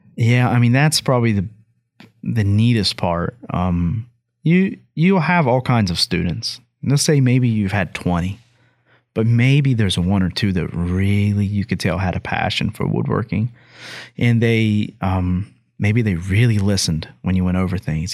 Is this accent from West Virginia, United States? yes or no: yes; Hamlin, West Virginia, United States; my hometown of Hamlin